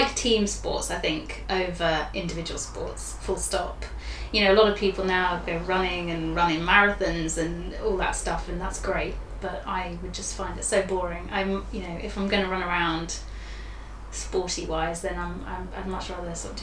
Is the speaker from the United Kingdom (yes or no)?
yes; Haywards Heath, South East England, United Kingdom; accent: southeast England; I'm from Sussex. Lovely Sussex originally. We went to school down near a town called Haywards Heath